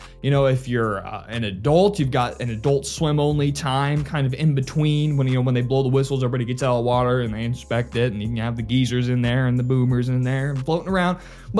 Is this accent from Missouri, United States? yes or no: yes; Nixa, Missouri, United States; I've lived here for over 2 decades, so it was kind of hard to come up with a list of 5, but nonetheless, I still love my hometown